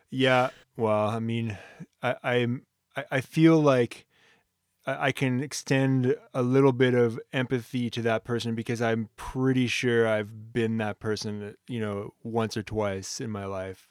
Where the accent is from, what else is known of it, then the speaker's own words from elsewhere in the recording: Ottawa, Ontario, Canada; moved away; I'm from Ottawa